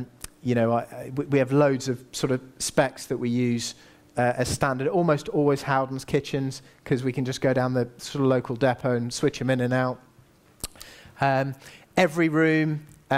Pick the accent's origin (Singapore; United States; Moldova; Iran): Singapore; also born or lived in Asia; now in United Kingdom; I grew up in Asia. You know, I was born in Singapore